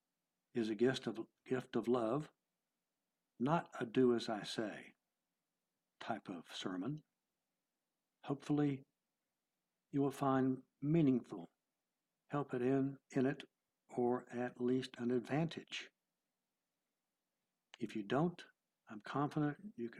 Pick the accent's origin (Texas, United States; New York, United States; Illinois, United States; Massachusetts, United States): Texas, United States; I am from Texas